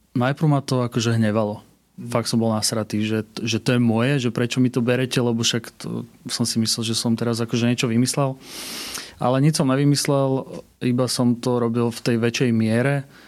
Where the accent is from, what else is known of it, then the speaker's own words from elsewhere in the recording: Pezinok, Bratislava Region, Slovakia; u nás v Pezinku